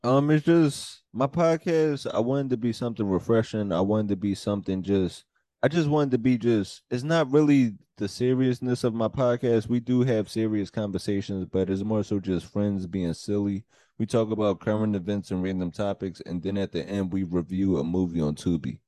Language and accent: English; Philadelphia, Pennsylvania, United States; moved away as an adult; also born or lived in New York; now in North Jersey, United States; my life growing up in Philly